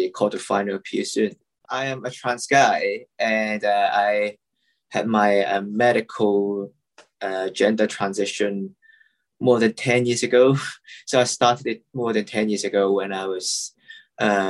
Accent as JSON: {"language": "English", "country": "Hong Kong", "said": "I'm from Hong Kong"}